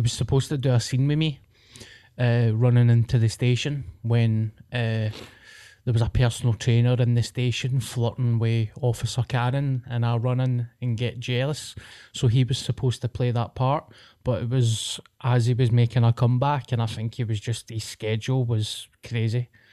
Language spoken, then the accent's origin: English; Paisley, Scotland, United Kingdom; as a Paisley boy when I was growing up